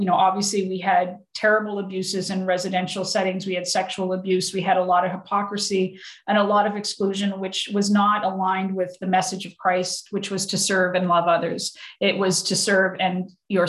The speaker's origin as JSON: {"language": "English", "town": "Antigonish", "region": "Nova Scotia", "country": "Canada", "tie": "born or raised there", "said": "I grew up, obviously, the town I grew up with in Anakinish, you know, it was 97% Catholic"}